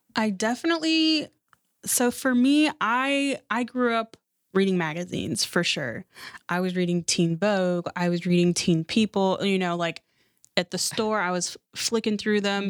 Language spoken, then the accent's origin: English; Seattle, Washington, United States; growing up in Seattle, like, we didn't have a lot of money